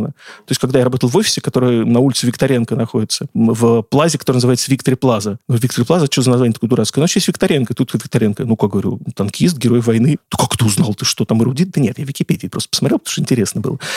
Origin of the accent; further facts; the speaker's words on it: Saratov, Saratov Oblast, Russia; moved away as an adult; now in Moscow, Russia; Я как москвич с 20-летним стажем, могу сразу сказать, я сам не из Москвы. И первые 20 лет я провел, например, в городе Саратове